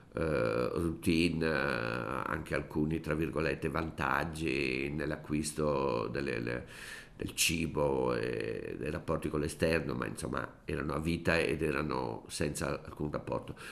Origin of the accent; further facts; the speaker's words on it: Brescia, Lombardy, Italy; io sono bresciano